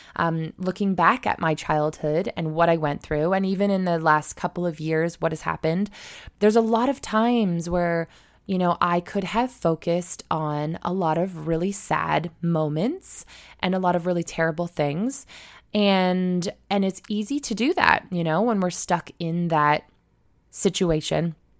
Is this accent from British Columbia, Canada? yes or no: no; Mitchell, Ontario, Canada; also born or lived in Australia; now in Toronto, Canada; my hometown, um, which is Mitchell, Ontario, just outside of Stratford